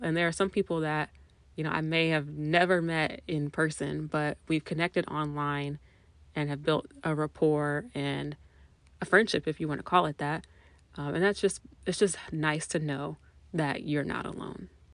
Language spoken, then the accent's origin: English; Indianapolis, Indiana, United States; I was born and raised in Indianapolis, Indiana, and I've lived in Indiana my entire life